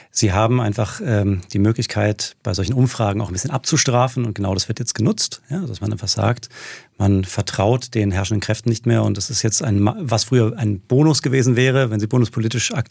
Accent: Heidelberg, Baden-Württemberg, Germany; moved away; Also ich bin Heidelberger und dann äh, habe ich das gemacht, was man nicht tun sollte als Baden-Württemberger, nämlich nach Rheinland-Pfalz

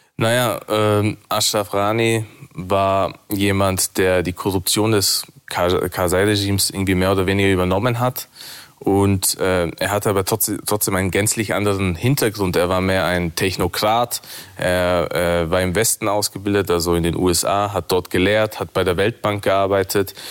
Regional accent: Innsbruck, Tyrol, Austria; moved away; ich bin in Innsbruck geboren und aufgewachsen

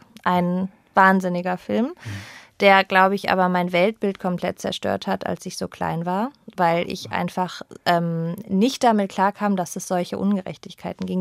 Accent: Berlin, Germany; also born or lived in Pforzheim, Baden-Württemberg; ich bin mit zehn nach Berlin gezogen, als meine Eltern sich getrennt haben. Da ist meine Mutter mit mir nach Berlin

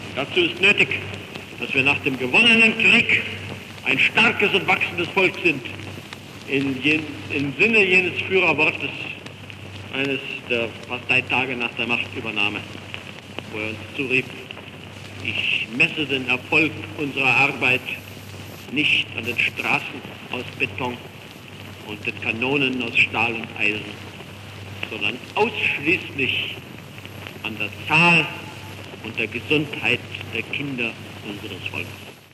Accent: Germany; wir als Deutsche

